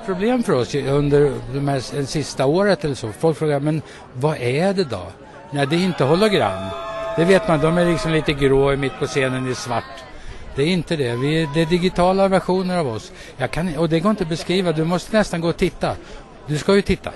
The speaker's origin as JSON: {"language": "Swedish", "country": "Sweden", "said": "Men jag är ju svensk. Vi är ju svenska"}